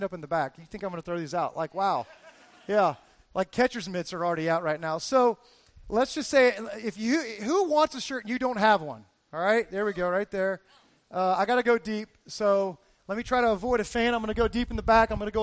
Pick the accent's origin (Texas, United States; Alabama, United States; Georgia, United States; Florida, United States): Florida, United States; Fort Lauderdale; I'm from Fort Lauderdale, Florida